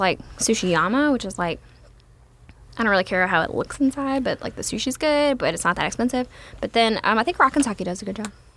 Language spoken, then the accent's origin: English; Gonzales, Louisiana, United States; also born or lived in Sorrento, Louisiana; I am from Gonzales